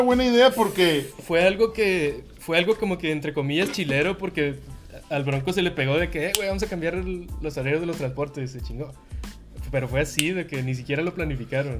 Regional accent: Monterrey, Nuevo León, Mexico; nosotros que somos de Nuevo León, somos regios

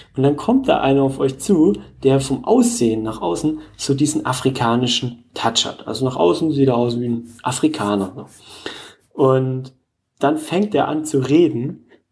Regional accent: Germany; bei uns in Deutschland

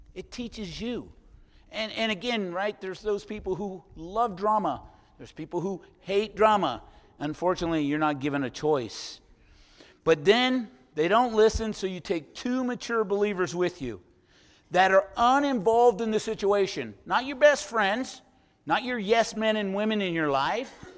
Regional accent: San Francisco, California, United States; moved away as an adult; I'm from San Francisco originally, all my childhood and part of my adult life

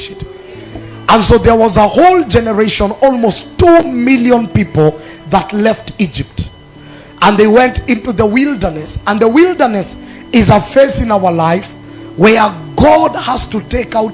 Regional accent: Narok, Narok County, Kenya; I was born in Narok. I'm just an ordinary Narok boy

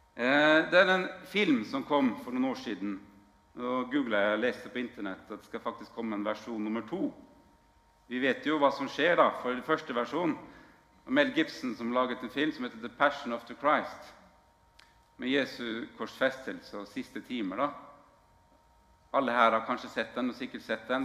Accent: Northern Norway, Norway; moved away; jeg kommer jo fra Nord-Norge opprinnelig.

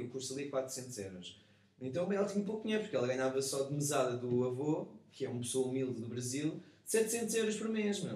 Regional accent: Portugal; enquanto português

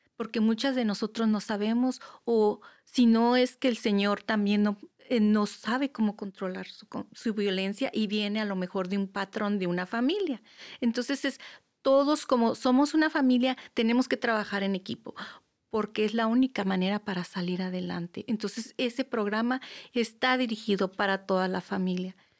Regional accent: Mexico; moved away; yo vengo, yo soy mexicana

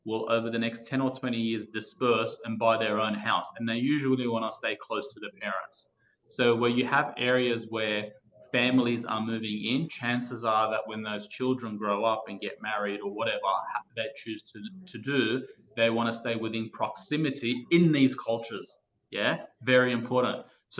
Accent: Fairfield, New South Wales, Australia; When I grew up in the 1990s, I grew up in Fairfield

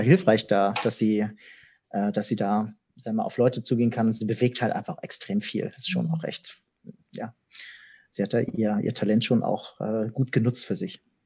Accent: Hamburg, Germany; moved away as an adult; now in Konstanz, Germany; ich bin direkt im Zentrum von Hamburg aufgewachsen

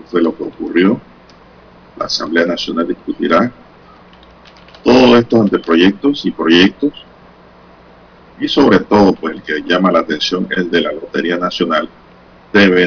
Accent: Panama

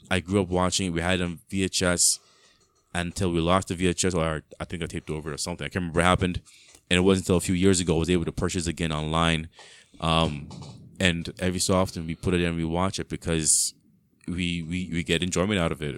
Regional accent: Mississauga, Ontario, Canada; also born or lived in Brampton; growing up in Mississauga, in the house, I was a kid

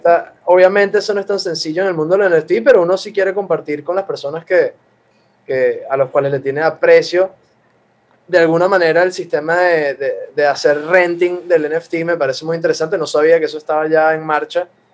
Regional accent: Venezuela; aquí somos eh, todos venezolanos

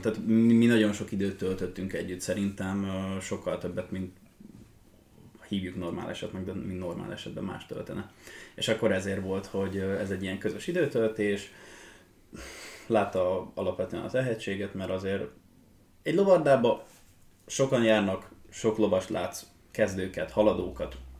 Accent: Hódmezővásárhely, Csongrád-Csanád, Hungary; hódmezővásárhelyen születtem

